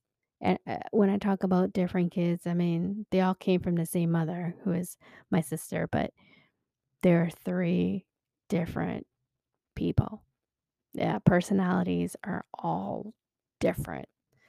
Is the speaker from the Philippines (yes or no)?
yes; Philippines; now in United States; I am originally from the Philippines. Woohoo! Mabuhay, mga kababayan. Yeah, please don't come at me. My Tagalog is really, really bad. lost my accent long time ago when I first came here to the States.